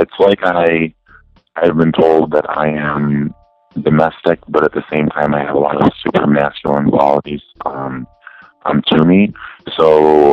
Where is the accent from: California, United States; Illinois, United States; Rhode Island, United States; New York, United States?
New York, United States; Zeta; now in Albany, United States; I'm originally from a small town called Zeta, New York